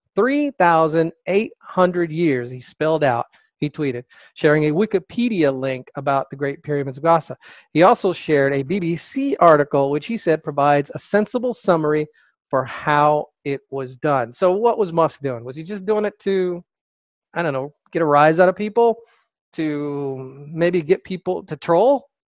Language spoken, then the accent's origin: English; United States; as an American